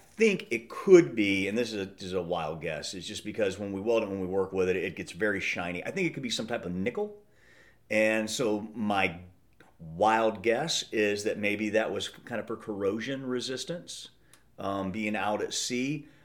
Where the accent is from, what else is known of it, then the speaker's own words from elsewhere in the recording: Midwest, United States; I grew up in the Midwest and hunting and fishing